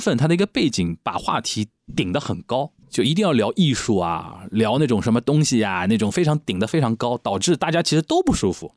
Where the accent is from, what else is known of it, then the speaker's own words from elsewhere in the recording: Shanghai, China; 那你用我们上海人的话，侬懂我讲，我懂侬讲